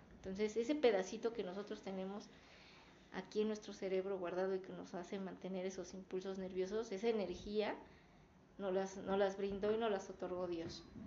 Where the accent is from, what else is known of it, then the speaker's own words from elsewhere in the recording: Mexico; somos mexicanos, no somos de Israel